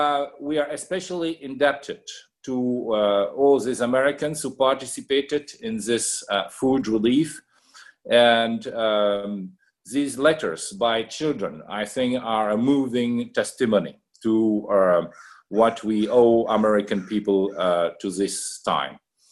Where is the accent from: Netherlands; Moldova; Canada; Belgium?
Belgium; Liège, Wallonia; I am myself from Liège, so that is the city that was first attacked by the German invader. Also to note is that my father was born during World War I near Liège